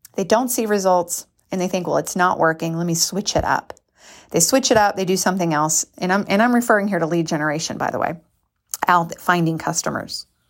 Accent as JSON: {"language": "English", "country": "United States", "said": "we're American"}